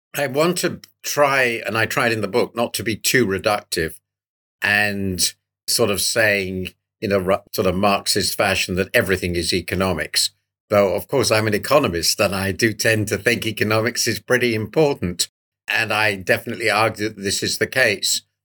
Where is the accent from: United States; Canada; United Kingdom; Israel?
United Kingdom; as a Brit